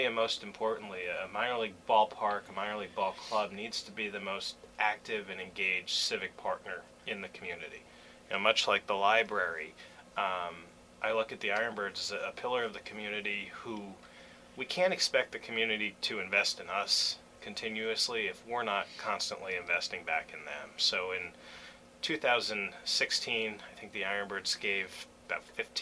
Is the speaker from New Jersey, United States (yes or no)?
yes; New Jersey, United States; moved away as an adult; also born or lived in Arizona; I grew up in Jersey, so we're East Coasters at heart